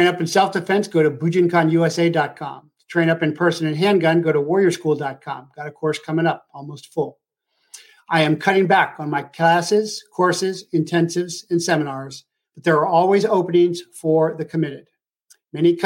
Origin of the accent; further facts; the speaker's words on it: Ohio, United States; moved away; I was from Ohio.